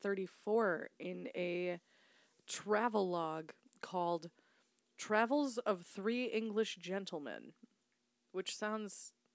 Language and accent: English; Chicago, Illinois, United States; We're painfully Chicagoan.